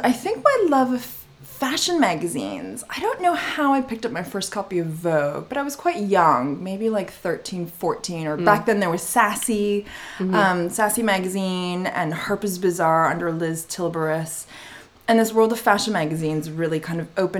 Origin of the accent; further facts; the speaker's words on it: Montreal, Quebec, Canada; now in London, United Kingdom; I did have the luck and destiny to grow up in the beautiful city of Montreal and in Canada